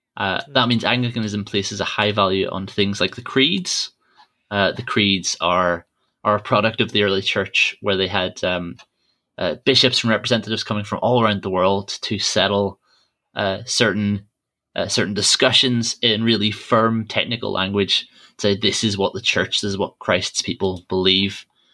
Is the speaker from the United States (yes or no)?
no; Ireland; So I grew up in Church of Ireland Church, and some people back in Ireland, even if they don't know much about church, about the Bible, they know for definite that they're Protestant or they're Catholic.